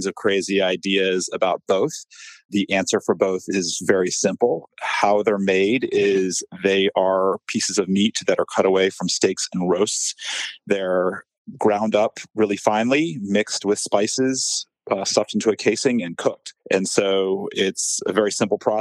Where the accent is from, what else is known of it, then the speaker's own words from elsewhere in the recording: the South, United States; I'm from the South